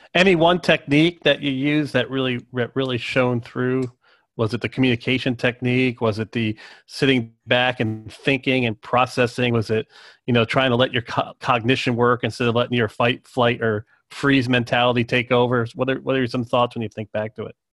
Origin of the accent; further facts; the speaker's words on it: Cary, North Carolina, United States; I'm from Cary, North Carolina